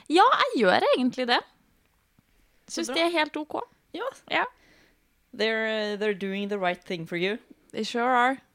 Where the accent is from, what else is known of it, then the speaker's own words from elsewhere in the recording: Fredrikstad, Østfold, Norway; Og så kommer jeg fra Fredrikstad. Jeg har egentlig blitt fortalt at jeg skal prøve å snakke med Fredrikstad på radio, for da får jeg en veldig gjenkjennbar eh, stemme.